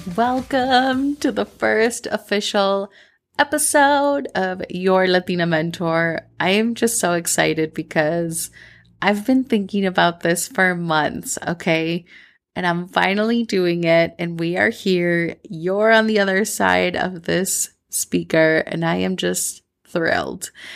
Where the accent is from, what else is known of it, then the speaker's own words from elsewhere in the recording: Minnesota, United States; accent: Midwestern; first language Spanish; English is a second language; now in Medellin, Colombia; I grew up in Minnesota, um, my, quote unquote, like, Colombian accent, like, when I speak English, I don't really have an accent other than a Midwestern accent